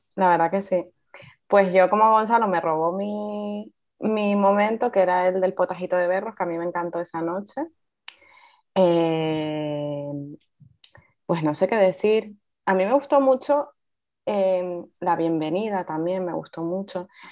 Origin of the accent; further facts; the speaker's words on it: Fuerteventura, Canary Islands, Spain; nací en Fuerteventura